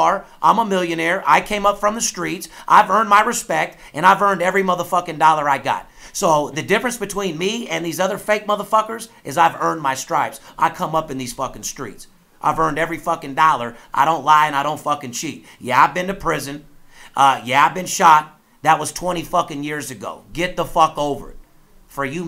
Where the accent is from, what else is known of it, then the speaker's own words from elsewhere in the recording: Las Vegas, Nevada, United States; I'm third generation, born and raised in Las Vegas